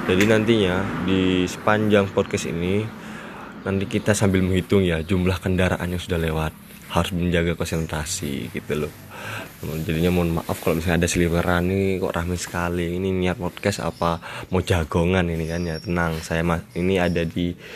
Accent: Malang, East Java, Indonesia; saya dari Malang. Nah, posisi saya sebagai mahasiswa nih di Malang.

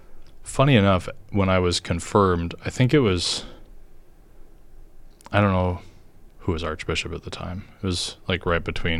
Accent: Carver, Minnesota, United States; also born or lived in Rochester / Iowa; And when I was two, we moved to Iowa. My dad worked for a seed company. And we lived in Mason City and then Des Moines for a little bit and then eventually moved to Carver, Minnesota.

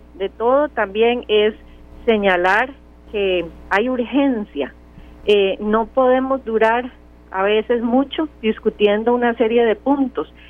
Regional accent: Costa Rica; como costarricenses que somos

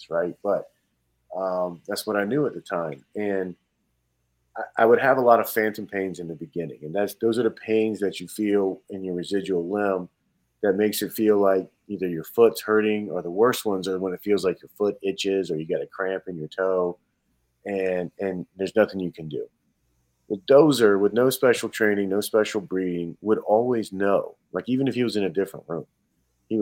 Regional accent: Georgia, United States; now in Wisconsin, United States; I'm a kid from Georgia, so the Georgia Bulldogs, you know, were my team growing up

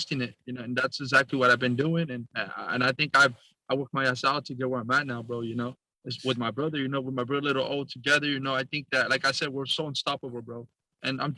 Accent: Orange County, California, United States; we're actually from Orange County

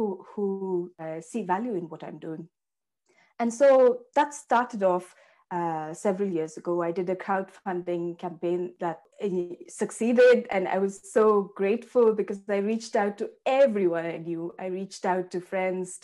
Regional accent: Bangalore, Karnataka, India; moved away as an adult; I grew up in Bangalore in India

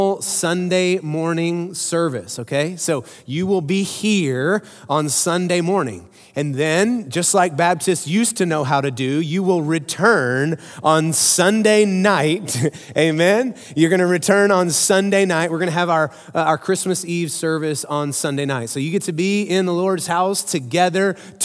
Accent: Midland, Texas, United States; I grew up in Midland, Texas. You guys know that. I rep West Texas loud and proud all the time

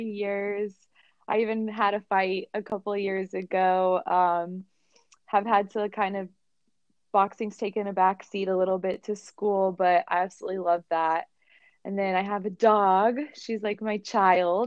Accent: Atlanta, Georgia, United States; I'm from Atlanta, Georgia, born and raised.

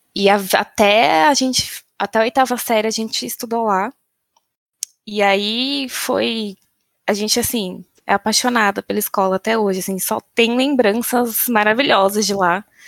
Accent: São Bernardo do Campo, São Paulo, Brazil; moved away as an adult; Nasci em São Bernardo do Campo, vulgo São Bernóia ou São Berlondres, que é meu preferido, porque o tempo está sempre nublado e chuvoso. Vivi minha vida inteira em São Bernardo

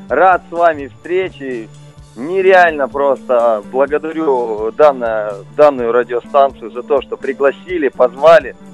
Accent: Petrozavodsk, Republic of Karelia, Russia; Да, мы из Петрозаводска, мы очень-очень хотим к вам приехать, выступить

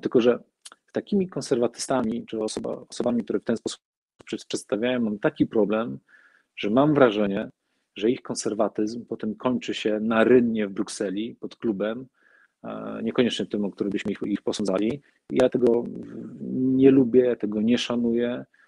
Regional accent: Olsztyn, Warmian-Masurian Voivodeship, Poland; jako patriota mojej małej ojczyzny, Olsztyna, Warmii, Mazur

